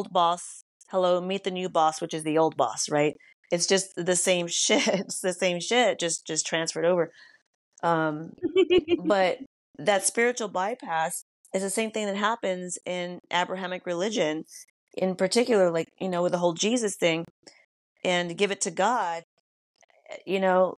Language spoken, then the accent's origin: English; United States; I can speak for just being American